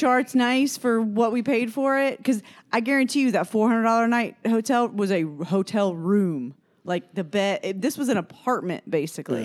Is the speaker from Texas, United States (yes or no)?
no; Fort Myers, Florida, United States; I was born in Fort Myers, Florida